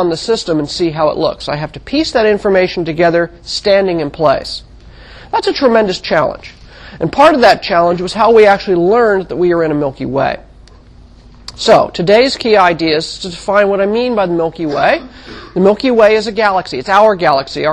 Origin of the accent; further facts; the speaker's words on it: Mojave Desert, California, United States; When I was a child, I grew up in the Mojave Desert of California